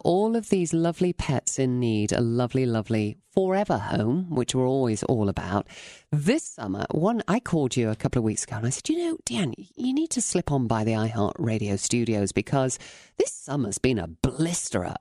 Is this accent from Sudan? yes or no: no; England, United Kingdom; now in United States